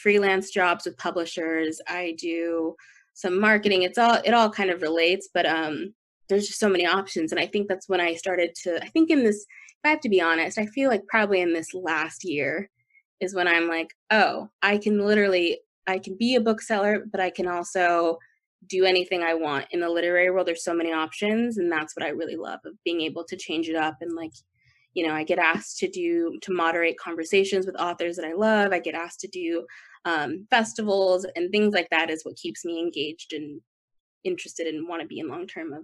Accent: Las Vegas, Nevada, United States; moved away; also born or lived in Texas; I grew up in Las Vegas

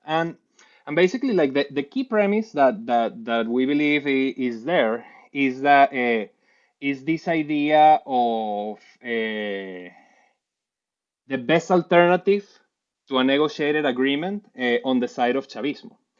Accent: Puerto Ordaz, Bolívar, Venezuela; moved away as an adult; also born or lived in Caracas; I was born in Caracas, raised in Puerto Ordaz, and then moved back

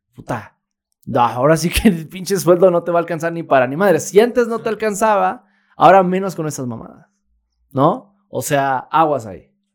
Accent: Mexico

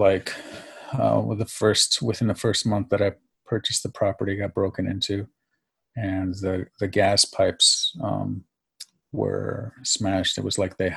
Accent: Farmington Hills, Michigan, United States; also born or lived in New York / Greece / Southfield, Michigan; I was born in New York and then I was raised in Greece until about the age of 7. And then my father actually followed his best friend back to the Detroit, and I ended up residing in the suburbs about 15 minutes outside of Detroit in Farmington Hills

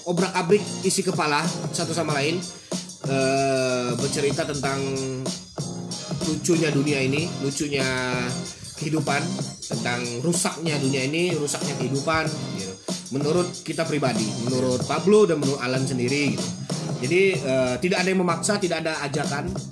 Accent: East Nusa Tenggara, Indonesia; born there; Lahir di Nusa Tenggara Timur, ya sebut aja lah ya Nusa Tenggara

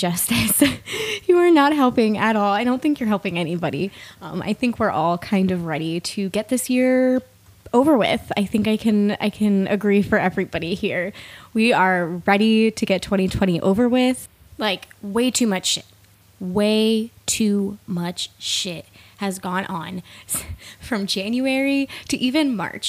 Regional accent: East Coast, United States; moved away as an adult; now in Washington, United States; I live in the state of Washington. I'm originally from the East Coast

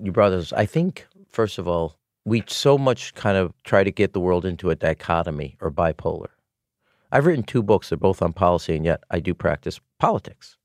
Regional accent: Chicago, Illinois, United States; I was from Chicago

